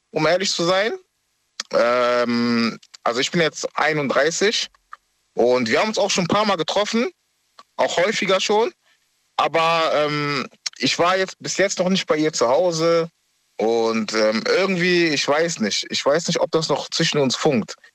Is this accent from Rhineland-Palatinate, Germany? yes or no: no; Düsseldorf, North Rhine-Westphalia, Germany; ich komme aus Düsseldorf.